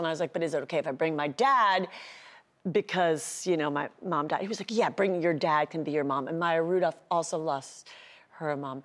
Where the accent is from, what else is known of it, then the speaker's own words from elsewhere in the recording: Cleveland, Ohio, United States; my hometown, Cleveland